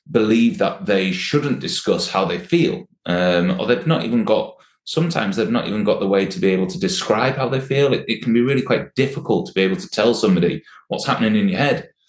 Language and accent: English; Sheffield, Yorkshire and the Humber, United Kingdom; I well, I'm, I'm a Sheffield man.